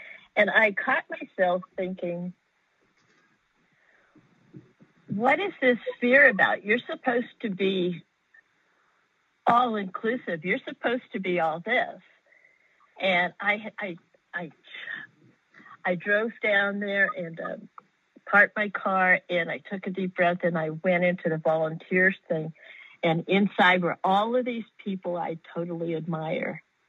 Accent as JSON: {"language": "English", "town": "Austin", "region": "Texas", "country": "United States", "said": "And I'm from Austin, Texas."}